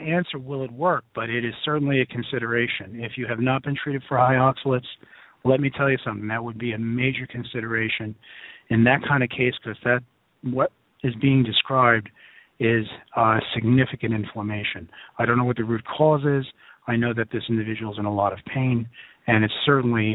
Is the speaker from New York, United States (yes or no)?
yes; New York City, New York, United States; I tend to talk like I'm from Brooklyn, which I am